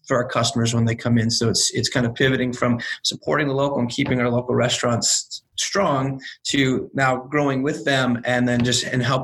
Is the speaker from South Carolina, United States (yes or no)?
yes; South Carolina, United States; born or raised there; moved away